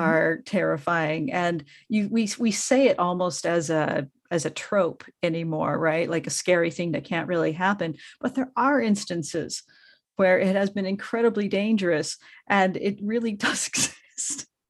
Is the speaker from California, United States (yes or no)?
no; Colorado, United States; now in Los Angeles, United States; I grew up in Colorado, so my car is still extremely Coloradoized